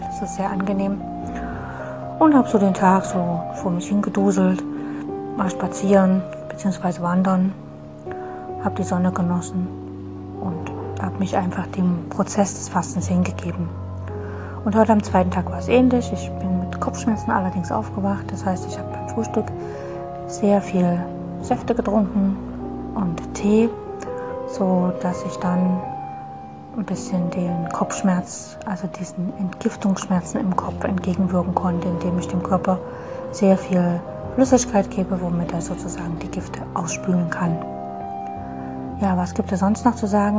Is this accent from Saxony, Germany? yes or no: yes; Dresden, Saxony, Germany; Ich komme aus Dresden